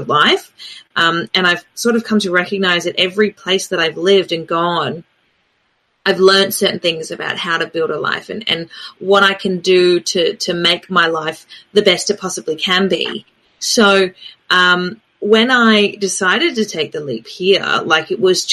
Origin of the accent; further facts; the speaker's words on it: Adelaide, South Australia, Australia; moved away; also born or lived in New Zealand; I grew up with in Adelaide, which is where I'm originally from.